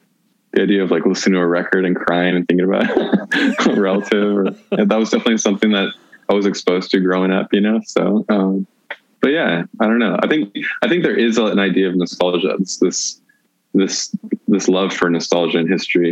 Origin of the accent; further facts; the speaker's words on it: United States; I grew up in the United States